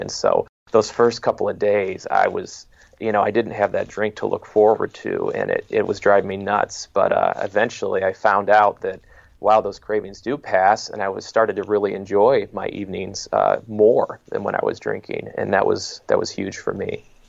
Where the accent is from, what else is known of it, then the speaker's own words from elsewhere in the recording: Detroit, Michigan, United States; moved away as an adult; also born or lived in Long Island, New York; I was born and raised in the Metro Detroit area in Michigan